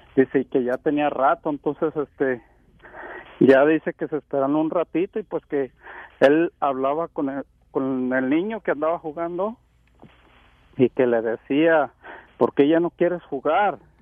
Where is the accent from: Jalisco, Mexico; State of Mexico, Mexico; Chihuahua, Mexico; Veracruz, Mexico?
Jalisco, Mexico; Huentitán; moved away; also born or lived in Seattle, Washington; Somos de allá donde es Vicente Fernández, somos de Huentitán